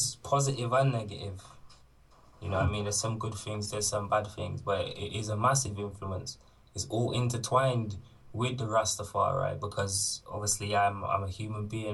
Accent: Bristol, South West England, United Kingdom; So I grew up in St. Paul's. I explored the rest of Bristol when I started going to secondary school

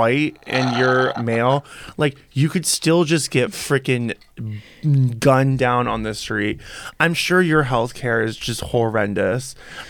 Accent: Western Iowa, United States; moved away; I'm from Western Iowa

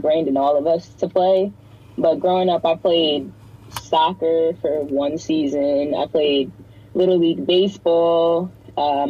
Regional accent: Greenburgh, New York, United States; I'm from Greenburg, New York. It's like a small town outside of like White Plains

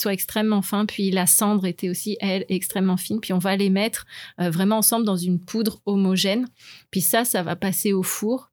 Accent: France; moved away; je suis française, donc j'ai fait mon lycée en sciences

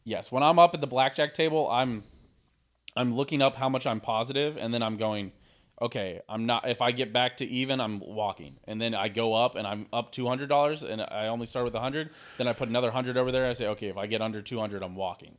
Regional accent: Missouri, United States; I grew up in Missouri

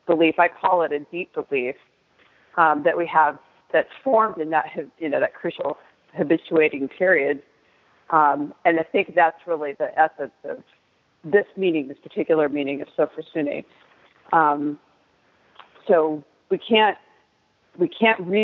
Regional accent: United States; we're American

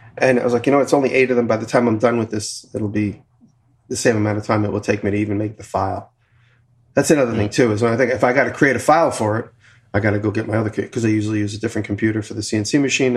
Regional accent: Long Island, New York, United States; moved away; I'm from Long Island

